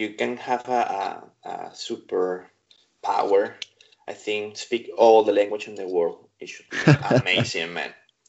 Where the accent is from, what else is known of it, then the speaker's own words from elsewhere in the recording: United Kingdom; So we're British.